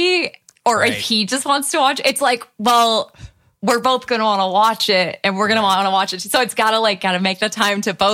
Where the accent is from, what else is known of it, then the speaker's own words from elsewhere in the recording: Michigan, United States; I'm from Michigan